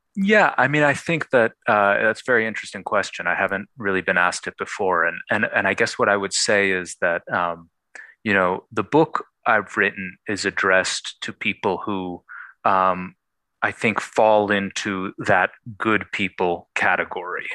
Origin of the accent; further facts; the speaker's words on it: Buffalo, New York, United States; I grew up in Buffalo, New York